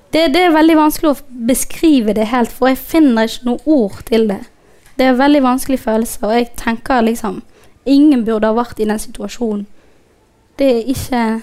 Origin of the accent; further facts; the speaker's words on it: Somalia; also born or lived in Djibouti; now in Norway; jeg egentlig ikke er fra Somalia